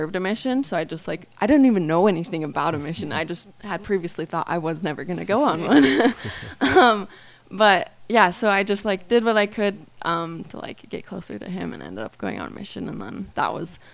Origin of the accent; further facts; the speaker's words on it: Southeast Idaho, United States; growing up in Idaho, it's like, well, at least Southeast Idaho is kind of like a mini Utah.